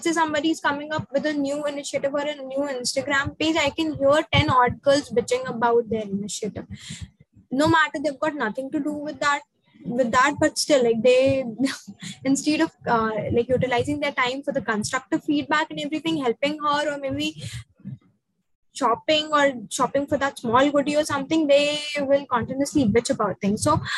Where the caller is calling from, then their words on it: India; like I am speaking from India